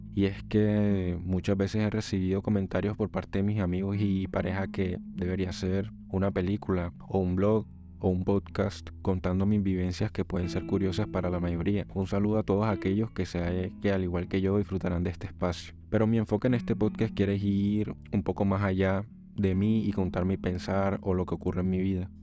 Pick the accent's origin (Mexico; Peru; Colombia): Colombia; soy colombiano